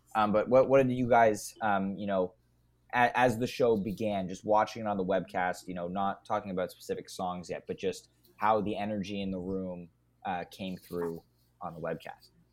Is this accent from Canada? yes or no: yes; Canada; I'm Canadian